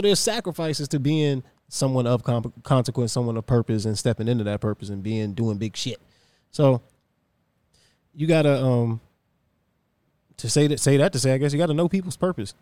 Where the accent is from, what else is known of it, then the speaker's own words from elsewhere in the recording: Virginia, United States; I'm from Virginia